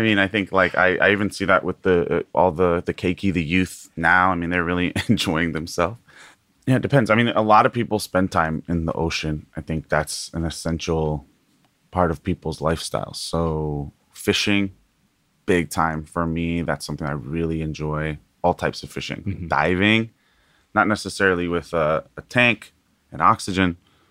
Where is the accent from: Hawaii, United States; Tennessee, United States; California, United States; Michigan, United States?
Hawaii, United States; Kohala; now in Hilo, United States; my mom's family is all from the island of Hawaii. So Mokuo Keawe, for those from Hawaii. And we're from an ahupua or district called Kohala.